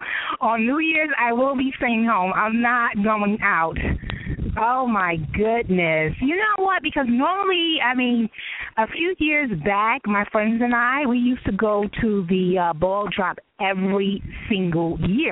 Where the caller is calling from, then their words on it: New York City, New York, United States; I am calling from New York City.